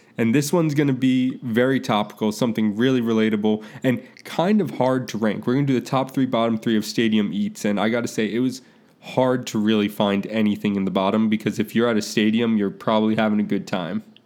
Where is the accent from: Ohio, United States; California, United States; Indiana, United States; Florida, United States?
Florida, United States; Tampa; I grew up in Tampa